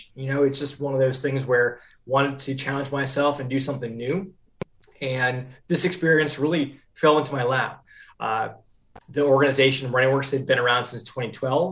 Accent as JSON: {"language": "English", "region": "Vermont", "country": "United States", "tie": "born or raised there", "also_born_or_lived": "New Hampshire", "moved": "as an adult", "lives_now": "Charlotte, United States", "said": "I'm from Vermont originally, grew up in Vermont, loved it there"}